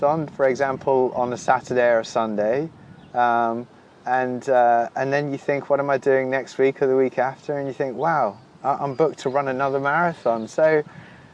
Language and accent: English; Wolverhampton, West Midlands, United Kingdom; also born or lived in South London; now in London, United Kingdom; I hail from Wolverhampton, which is my hometown